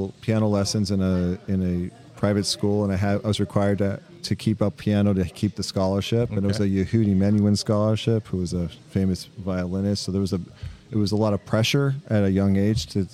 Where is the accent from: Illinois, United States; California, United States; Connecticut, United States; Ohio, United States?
California, United States; Los Angeles; moved away as an adult; now in RiverTown, United States; we grew up in California, Los Angeles